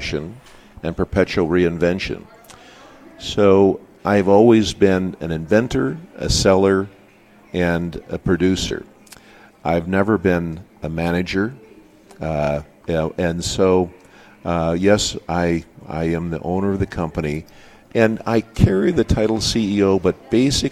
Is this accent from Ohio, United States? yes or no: no; Dickinson, North Dakota, United States; I grew up in Dickinson